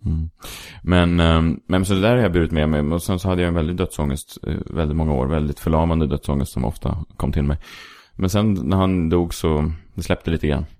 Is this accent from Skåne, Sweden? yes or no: no; Stockholm, Stockholm County, Sweden; now in Stockholm, Sweden; jag är uppvuxen på eh, Sankt Eriksplan